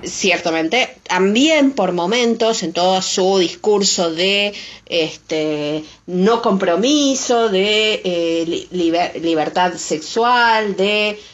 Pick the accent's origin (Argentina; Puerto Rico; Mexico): Argentina; Nosotros, quizás los argentinos, estamos por una cuestión de afinidad más acostumbrados al acento madrileño